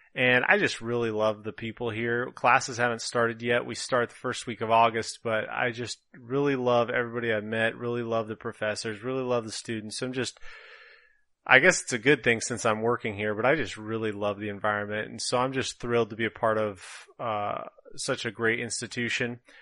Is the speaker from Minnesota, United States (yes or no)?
yes; northern Minnesota, United States; accent: Minnesotan; moved away as an adult; now in California, United States; I was born and raised in Minnesota, northern Minnesota to be precise